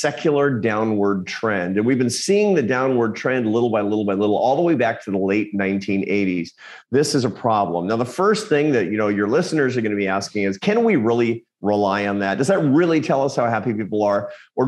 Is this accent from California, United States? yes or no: no; Seattle, Washington, United States; moved away as an adult; also born or lived in Grand Rapids, Michigan / Barcelona, Spain; I went back to where I grew up in Seattle